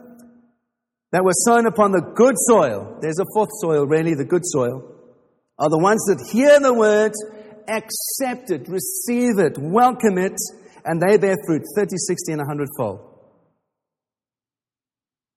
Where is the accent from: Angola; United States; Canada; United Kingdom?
United Kingdom; England; we're too English for